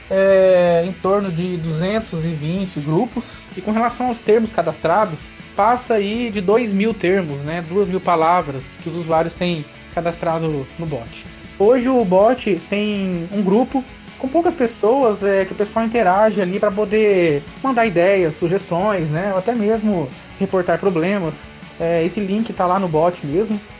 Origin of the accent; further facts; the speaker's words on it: Londrina, Paraná, Brazil; eu sou de Londrina, Paraná.